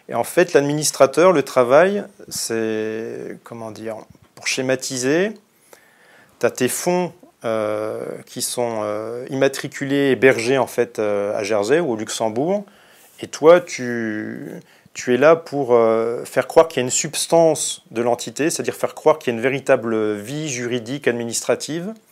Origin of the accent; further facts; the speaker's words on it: Bristol, South West England, United Kingdom; Moi je venais de Bristol, il m'a dit Ah, t'es de Bristol, super